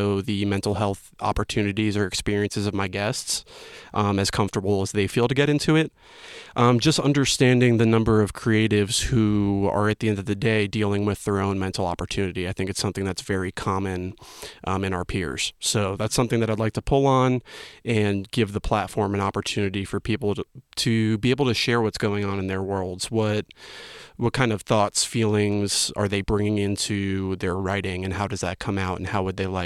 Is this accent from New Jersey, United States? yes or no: yes; New Jersey, United States; now in Asheville, United States; I was born and raised in New Jersey